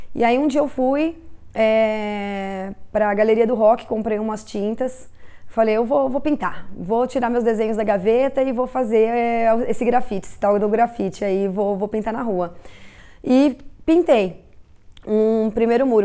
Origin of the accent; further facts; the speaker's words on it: Tupã, São Paulo, Brazil; also born or lived in Ipiranga, São Paulo / Cambuci, São Paulo; now in São Paulo, Brazil; Sou de Tupã.